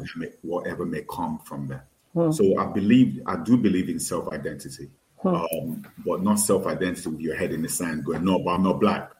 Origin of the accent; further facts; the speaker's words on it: Nigeria; I definitely identify with being Yoruba. I definitely identify with being Nigerian, being West African, being African